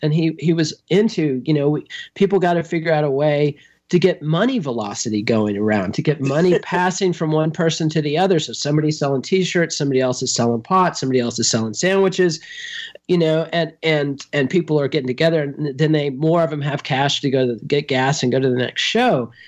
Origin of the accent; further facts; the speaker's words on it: Texas, United States; as a Texan and a punk rocker